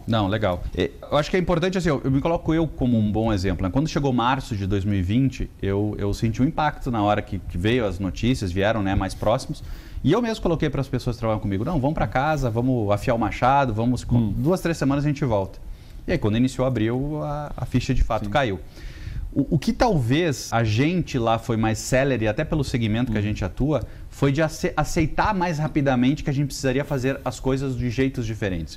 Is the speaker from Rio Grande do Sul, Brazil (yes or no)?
yes; Rio Grande do Sul, Brazil; accent: sulista; moved away as an adult; now in São Paulo, Brazil; eu venho de uma família muito simples do Rio Grande do Sul. E o meu primeiro emprego com 15 anos foi fazer xerox